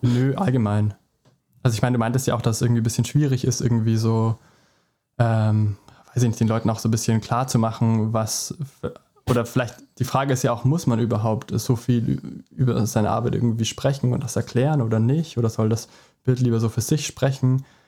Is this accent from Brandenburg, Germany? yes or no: no; Traunstein, Bavaria, Germany; ich komme nämlich auch aus Traunstein